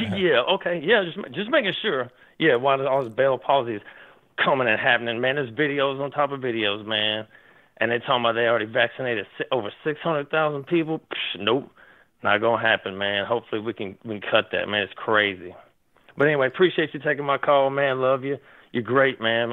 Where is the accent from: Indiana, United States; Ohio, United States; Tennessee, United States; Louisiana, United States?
Tennessee, United States; Nashville; I've been born and raised in Nashville, Tennessee when I was a kid